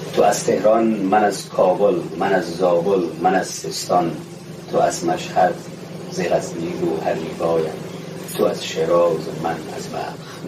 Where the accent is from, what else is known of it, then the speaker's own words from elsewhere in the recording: Badakhshan, Afghanistan; من از بدخشانم